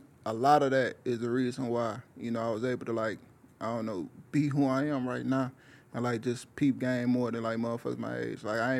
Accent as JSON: {"language": "English", "town": "Hammond", "region": "Indiana", "country": "United States", "tie": "born or raised there", "said": "Shit, I'm from East Hammond originally."}